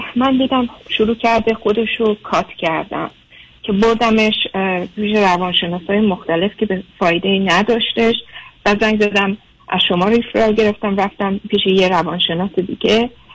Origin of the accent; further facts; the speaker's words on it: Germany; moved away as an adult; now in United States; من خودم در آلمان بزرگ شدم